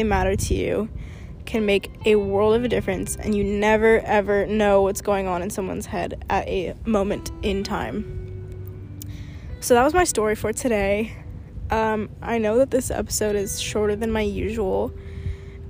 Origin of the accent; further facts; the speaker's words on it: Portland, Oregon, United States; moved away; I was from Oregon